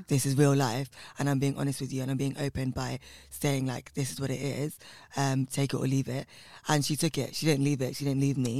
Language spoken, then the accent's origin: English; London, United Kingdom; I come from West London in a place called Southall, and um, my family are uh, South Indian from Kerala